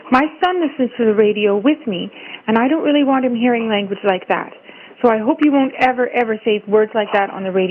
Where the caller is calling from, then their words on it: Toronto, Ontario, Canada; I'm calling from Toronto.